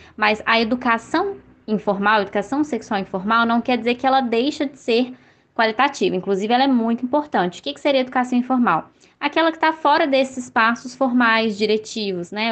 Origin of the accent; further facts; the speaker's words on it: Belo Horizonte, Minas Gerais, Brazil; eu sou aqui de BH